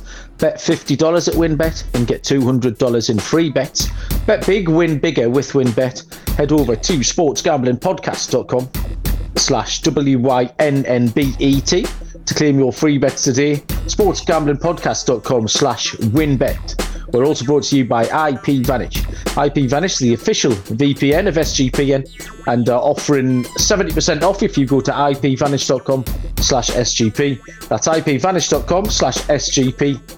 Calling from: Newcastle upon Tyne, North East England, United Kingdom; I am joining you from Newcastle upon Tyne, up in the northeast corner of England.

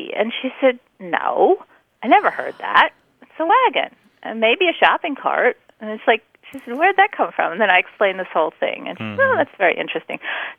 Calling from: Lexington, Massachusetts, United States; I'm calling from Lexington, Massachusetts.

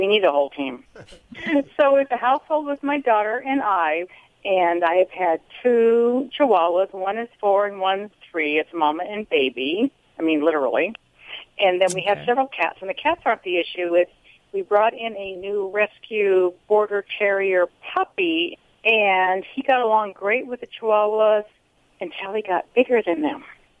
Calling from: Arroyo Grande, California, United States; Arroyo Grande, California.

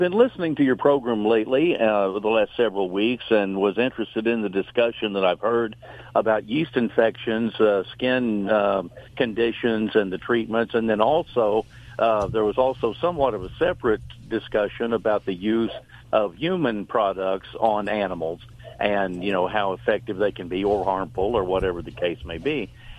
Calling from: North Carolina, United States; North Carolina.

